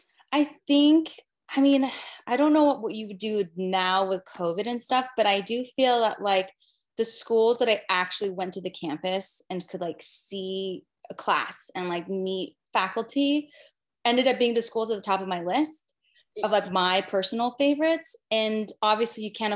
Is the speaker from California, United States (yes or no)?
yes; California, United States; also born or lived in Utah; now in New York, United States; I grew up in California